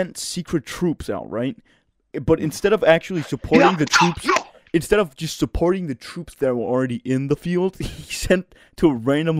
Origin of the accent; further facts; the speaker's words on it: Denmark; I'm from Denmark.